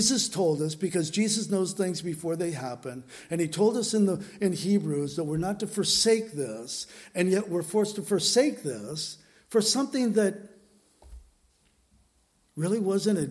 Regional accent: San Diego, California, United States; moved away; San Diego, my hometown where I grew up

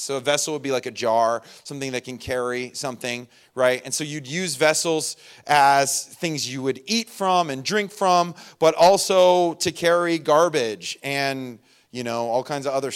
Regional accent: Inland Empire, California, United States; moved away; I was from the Inland Empire, and that is a legit thing out there

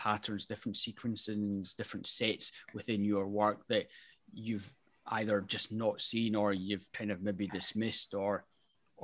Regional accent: Scotland, United Kingdom; being Scottish

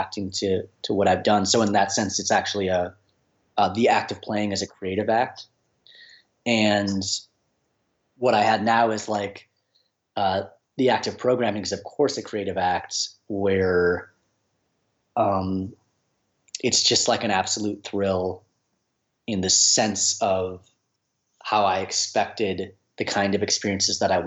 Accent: Minneapolis, Minnesota, United States; I'm from the Minneapolis area, Minnesota

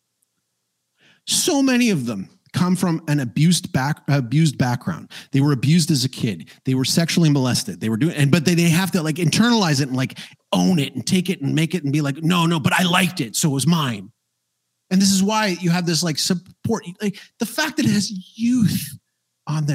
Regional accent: Canada; I'm from Canada

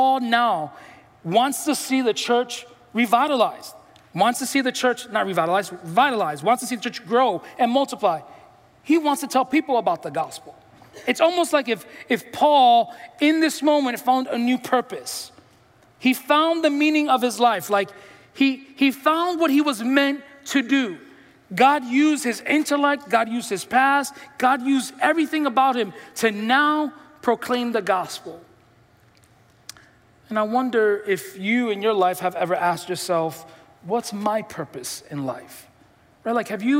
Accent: New York City, New York, United States; I'm from the Bronx

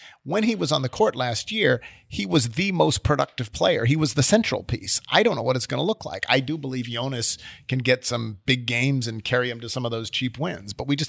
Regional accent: Buffalo, New York, United States; I'm from Buffalo.

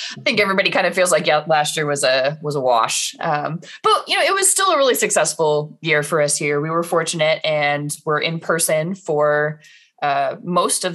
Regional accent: Indianapolis, Indiana, United States; moved away as an adult; also born or lived in Rochester, New York; now in Omaha, United States; I was back in Indiana for a year. That's where I grew up, west side of Indianapolis.

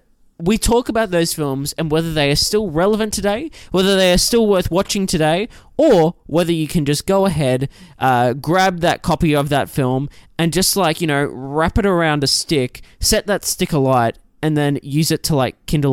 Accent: Queensland, Australia; I'm originally from the Queensland, up north.

